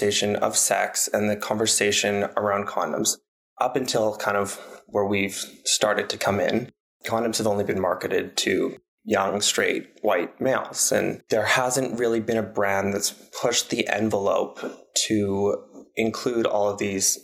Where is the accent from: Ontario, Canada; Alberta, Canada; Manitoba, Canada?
Alberta, Canada; Calgary; growing up in Calgary